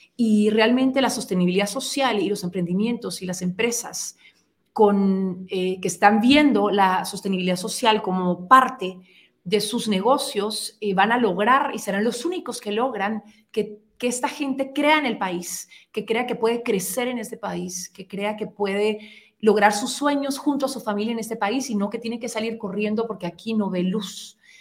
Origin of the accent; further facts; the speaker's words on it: Guatemala; nosotros como guatemaltecos